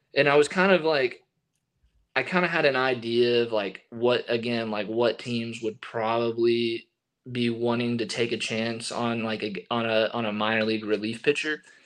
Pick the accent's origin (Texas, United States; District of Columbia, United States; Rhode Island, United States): Texas, United States; East; I grew up in East Texas and I grew up going to Rangers games